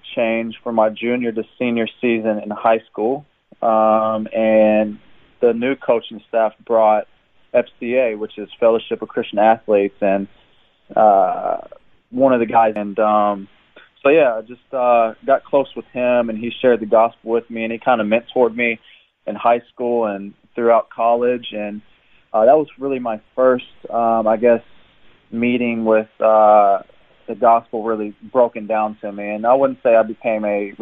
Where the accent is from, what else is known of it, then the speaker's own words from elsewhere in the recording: Jeffersonville, Indiana, United States; moved away as an adult; now in Brisbane, Australia; I was born and raised in Jeffersonville, Indiana. It's in southern Indiana, just across the river